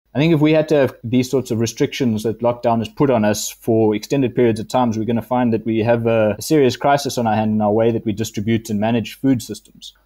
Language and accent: English; Adelaide, Eastern Cape, South Africa; I grew up in Adelaide, and most people don't know where that is. It's uh, near Grahamstown, between Fort Beaufort and Bedford, and it's a really small town.